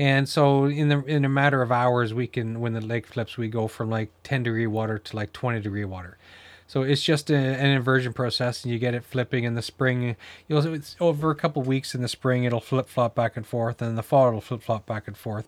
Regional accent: New Brunswick, Canada; I grew up in New Brunswick

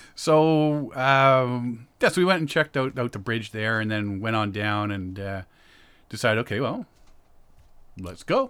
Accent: Ajax, Ontario, Canada; I'm from Ajax

